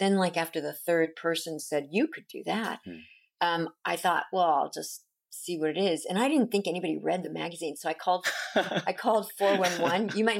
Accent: Long Beach, California, United States; Long Beach.

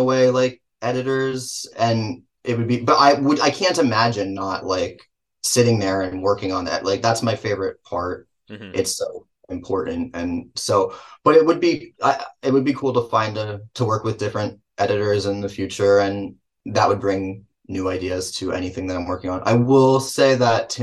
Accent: Manville, New Jersey, United States; accent: Jersey; in my hometown theater

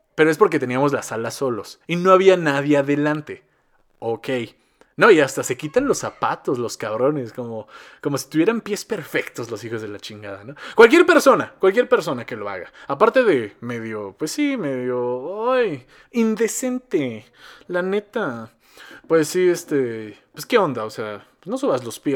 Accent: Mexico; accent: Mexico City accent; yo soy de Cardos. Yo soy de Cardos. Está muy cerca de la Ciudad de México, pero no soy de la Ciudad de México. Pero tenemos el mismo acento, más o menos

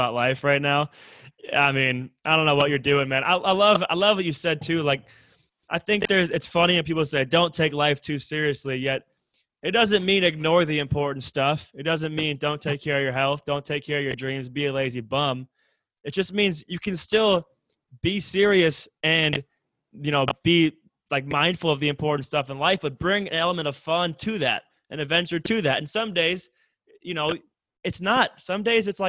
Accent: Minnesota, United States; I'm from Minnesota

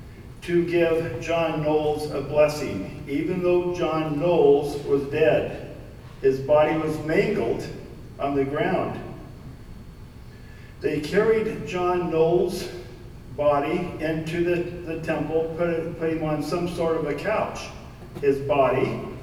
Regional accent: Idaho, United States; now in Utah, United States; I'm from Idaho.

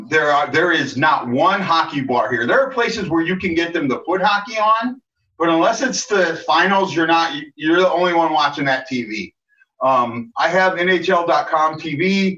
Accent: Maryland Heights, Missouri, United States; moved away as an adult; now in Hawaii, United States; Born and raised in Maryland Heights.

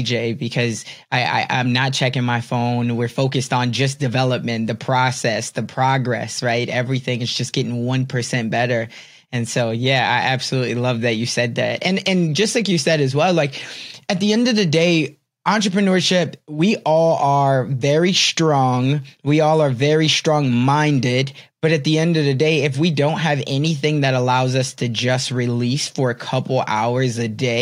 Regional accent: Chicago, Illinois, United States; I'm from Chicago

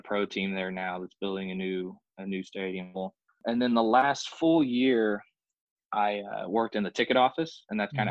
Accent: Louisville, Kentucky, United States; moved away as an adult; now in Evansville, United States; I'm from Louisville, Kentucky originally

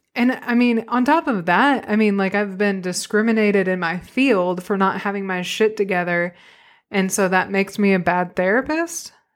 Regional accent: Arkadelphia, Arkansas, United States; now in Northwest Arkansas, United States; I grew up in Arkadelphia, Arkansas.

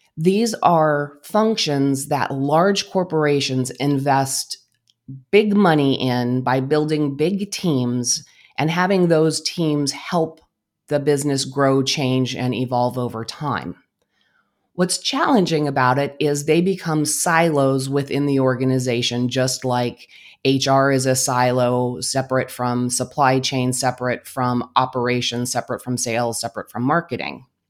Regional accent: Albuquerque, New Mexico, United States; also born or lived in Phoenix Valley, Arizona; now in Phoenix, United States; I am originally from Albuquerque, New Mexico

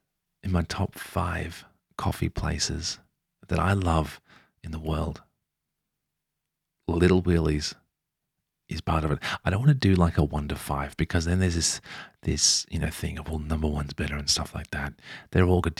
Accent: Melbourne, Victoria, Australia; I come from Melbourne and we're a little obsessive about our coffee

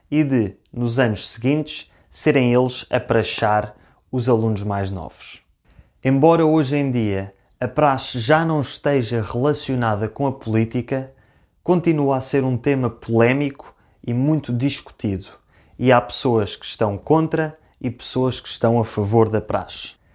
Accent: Lisbon, Portugal; Eu sou de Lisboa, mas fiz os meus dois primeiros anos de faculdade numa outra cidade chamada Funchal, onde inicialmente eu não conhecia ninguém

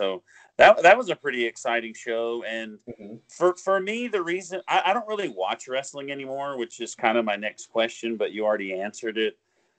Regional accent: Oklahoma, United States; When I was growing up in Oklahoma

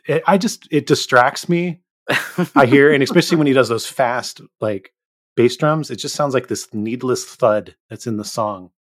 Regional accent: Northern California Bay Area, United States; I grew up in the Northern California Bay Area

